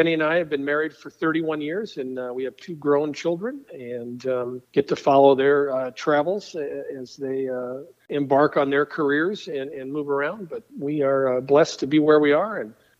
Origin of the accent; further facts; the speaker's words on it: Fort Collins, Colorado, United States; moved away as an adult; also born or lived in Denver, Colorado; now in Frankfort, United States; I moved here from Colorado. I grew up in Fort Collins